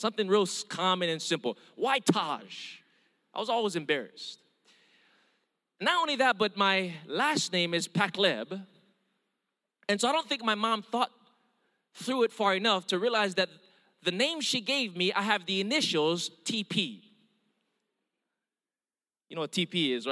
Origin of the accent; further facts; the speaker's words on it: Hawaii, United States; first language Hawaiian Pidgin; English is a second language; I'm Filipino, Mexican, and German, born and raised in Hawaii, but with an Indian name